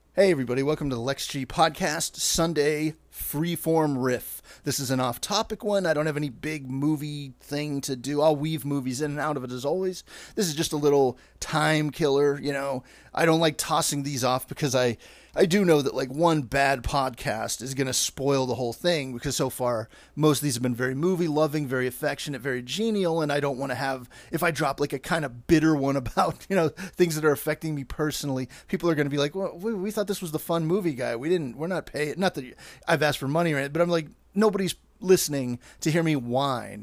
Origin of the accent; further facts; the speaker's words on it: Pittsburgh, Pennsylvania, United States; moved away as an adult; now in Los Angeles, United States; I'm there with my dad coming from Pittsburgh